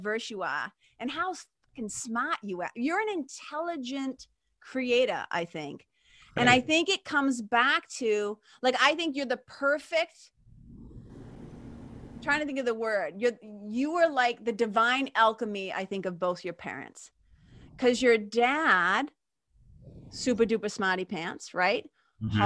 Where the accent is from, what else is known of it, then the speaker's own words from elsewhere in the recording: Lawrence, Massachusetts, United States; also born or lived in Boston; I grew up in Lawrence, Massachusetts